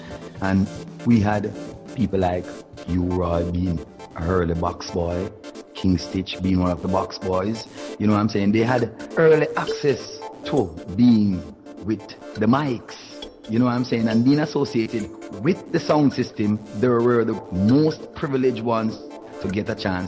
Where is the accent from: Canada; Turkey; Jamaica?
Jamaica; Kingston; from the …, the lead singer. I am from Trenchtown.